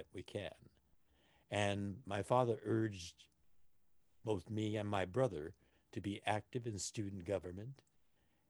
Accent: Los Angeles, California, United States; I was born here in Los Angeles

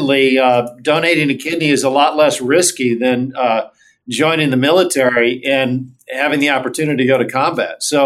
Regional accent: Maryland, United States; grew up in Maryland

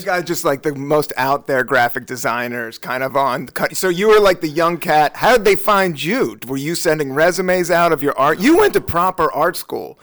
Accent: Washington, District of Columbia, United States; moved away as an adult; now in New York, United States; I grew up on Capitol Hill

